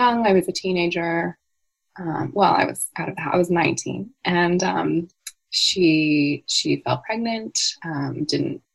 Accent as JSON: {"language": "English", "region": "California", "country": "United States", "tie": "born or raised there", "moved": "yes", "said": "I was born and raised in California in the United States, and I now live quite far from there"}